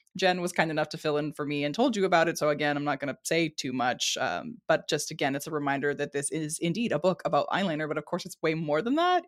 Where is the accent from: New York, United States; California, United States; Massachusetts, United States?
California, United States; San Diego; I was born and raised in San Diego, California